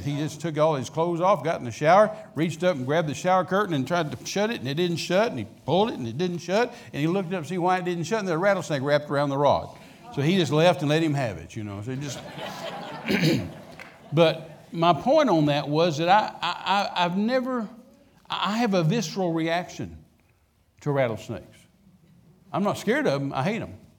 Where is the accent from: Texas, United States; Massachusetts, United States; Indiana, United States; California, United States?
Texas, United States; Midland; I was raised out in West Texas, Midland, Texas